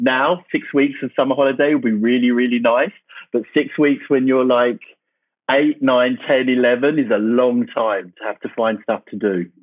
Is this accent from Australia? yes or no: no; Essex, East of England, United Kingdom; moved away as an adult; now in New York City, United States; So I grew up in a place, obviously I'm from the UK, called Essex, which is kind of like New Jersey.